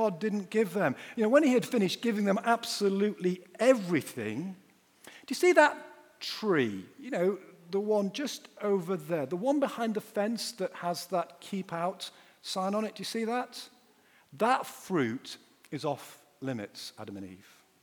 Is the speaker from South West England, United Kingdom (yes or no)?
no; Yorkshire and the Humber, United Kingdom; I'm a Yorkshireman